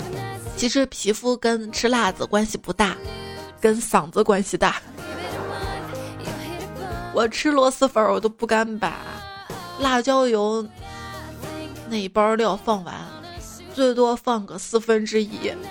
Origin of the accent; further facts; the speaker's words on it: Guangdong, China; 我作为一个广东人，我的普通话有那么普通吗？